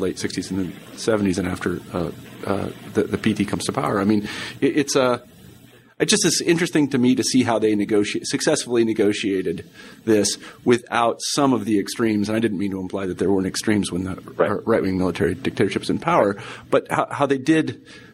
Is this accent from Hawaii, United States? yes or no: no; Kansas, United States; I'm from Kansas